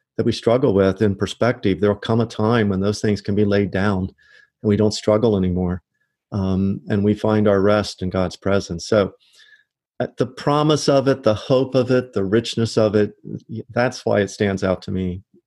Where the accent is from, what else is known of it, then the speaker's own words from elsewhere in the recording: Loveland, Ohio, United States; moved away as an adult; also born or lived in Michigan / Bradenton, Florida; now in Oviedo, United States; I grew up outside Cincinnati, Ohio